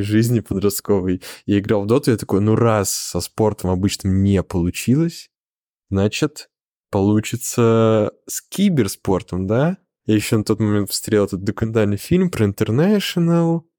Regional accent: Zelenograd, Moscow, Russia; я жил в Зеленограде, это мой родной город

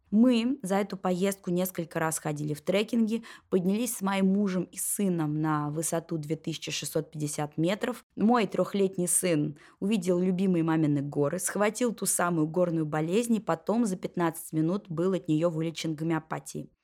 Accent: Moscow, Russia; нашу московскую неестественность жизнь

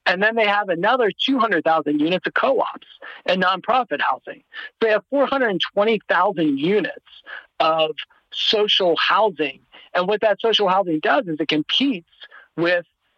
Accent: Ohio, United States; moved away; I'm originally from Ohio

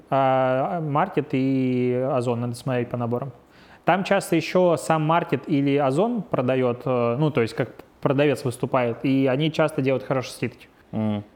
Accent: Belarus; now in Russia; я белорус

